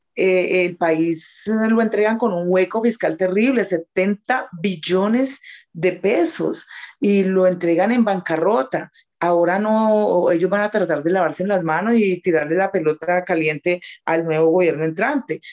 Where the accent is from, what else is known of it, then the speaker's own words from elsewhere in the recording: Huila, Colombia; somos huilenses